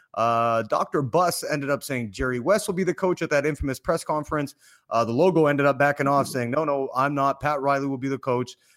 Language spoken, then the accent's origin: English; Canada; now in Los Angeles, United States; I'm from Canada